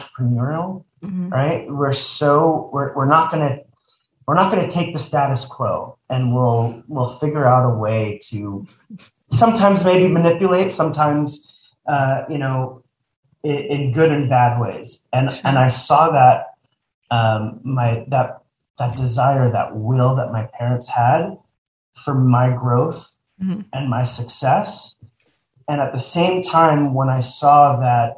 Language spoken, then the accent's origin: English; Texas, United States; now in Los Angeles, United States; I grew up in Texas